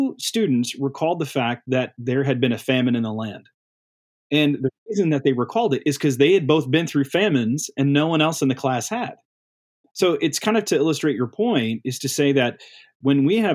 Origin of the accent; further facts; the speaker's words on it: Midwest, United States; I grew up in the Midwest